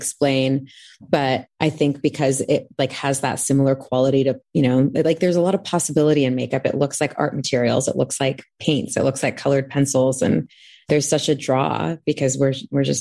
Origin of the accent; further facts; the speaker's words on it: Anaheim, California, United States; also born or lived in Texas; I'm from North Orange County, from a very small town called Anaheim Hills